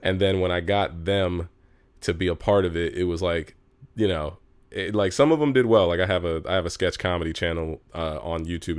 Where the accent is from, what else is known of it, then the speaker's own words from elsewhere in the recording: Los Angeles, California, United States; I'm from Los Angeles, where we're at right now, which is very rare because I'm I'm an entertainer who's actually from here.